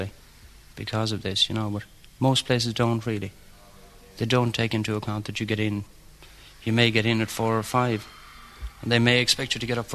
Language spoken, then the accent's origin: English; Milltown, County Galway, Ireland; I'm from Milltown, County Galway